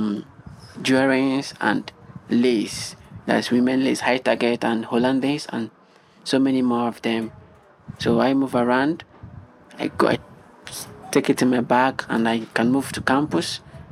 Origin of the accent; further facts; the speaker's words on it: Nigeria; also born or lived in Accra, Ghana; now in Kumasi, Ghana; I'm a Nigerian. I'm based here in Ghana